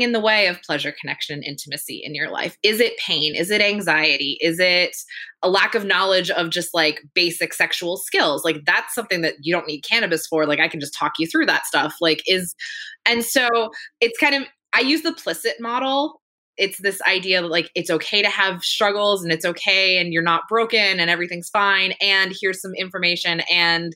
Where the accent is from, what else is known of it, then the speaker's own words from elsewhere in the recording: Pennsylvania, United States; moved away as an adult; now in California, United States; I grew up in Pennsylvania, which up until very recently was a prohibition state